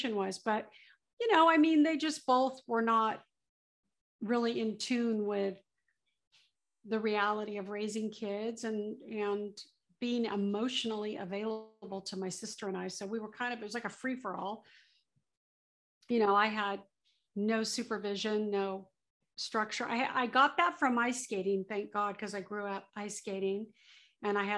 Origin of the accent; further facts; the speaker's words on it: South Bay, Southern California, United States; also born or lived in Orange County, California; I grew up in Southern California, born and raised. I grew up in the South Bay Area, Torrance, Redondo Beach, Hawthorne, that whole area.